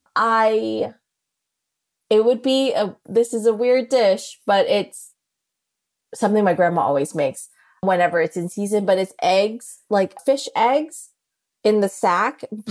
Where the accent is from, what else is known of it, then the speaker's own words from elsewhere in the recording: New Orleans, Louisiana, United States; I come from New Orleans